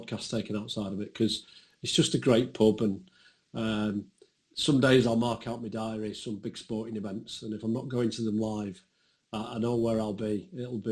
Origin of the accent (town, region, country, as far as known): Manchester, North West England, United Kingdom